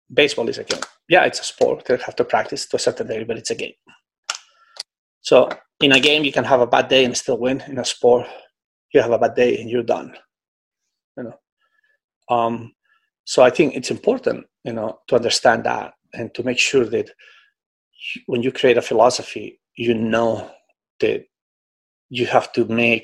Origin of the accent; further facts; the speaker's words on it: Spain; now in Singapore; I came from Europe, where in Spain, we always train in long course pretty much.